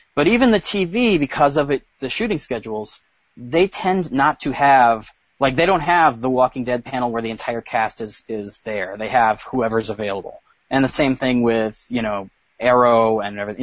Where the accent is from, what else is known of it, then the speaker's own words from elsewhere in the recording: New York, United States; I'm a New Yorker